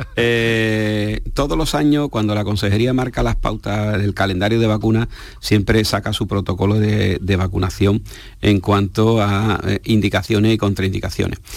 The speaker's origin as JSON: {"language": "Spanish", "country": "Spain", "said": "Somos españoles"}